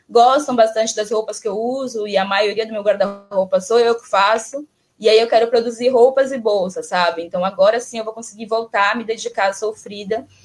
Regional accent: Bahia, Brazil; moved away; E, e aí quando eu me desloco, eu sou baiana, né? Quando eu me desloco da, do, da Bahia para o Sudeste e tudo mais

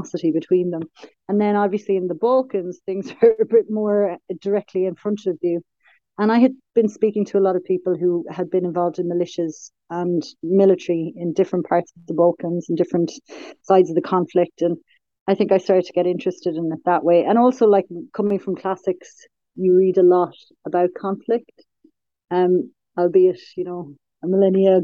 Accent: Tralee, Munster, Ireland; moved away; I'm originally from Kerry, just outside Tralee

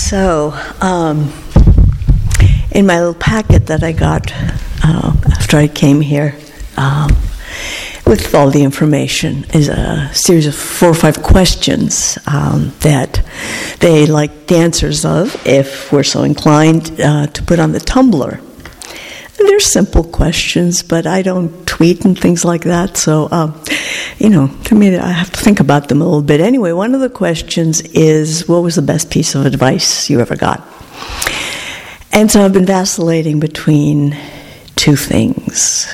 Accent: Greece; English is a second language; moved away as an adult; also born or lived in Oregon, United States / Pennsylvania, United States; now in United States; I grew up in Greece in the 50s, which were not like the 50s here.

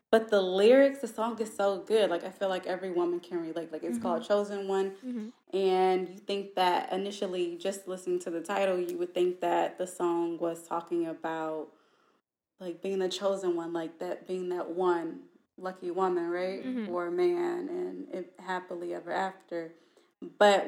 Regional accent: St. Louis, Missouri, United States; moved away; I'm from St. Louis originally

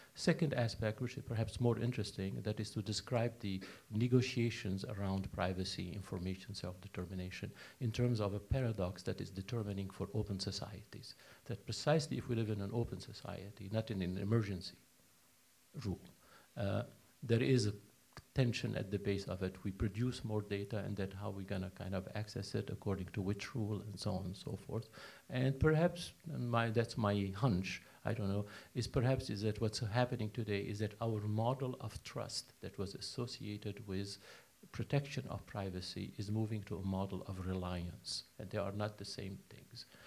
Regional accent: United States; also born or lived in Baltimore; I'm American, I live in the States

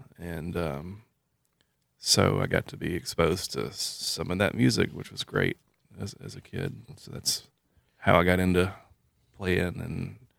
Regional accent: Columbus, Indiana, United States; Yeah, I grew up in Columbus. I was born in Columbus. And grew up over on 13th Street behind Winton School in the Winton neighborhood.

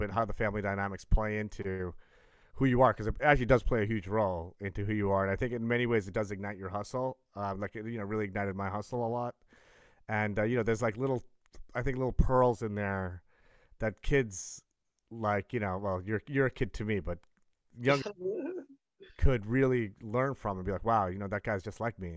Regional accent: Brooklyn, Long Island, New York, United States; I was born in Brooklyn, but then we moved out to the burbs

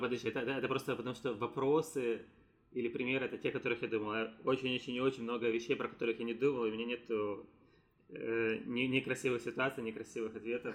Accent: Ukraine; now in San Francisco, United States; я есть гражданином Украины, но я не живу там

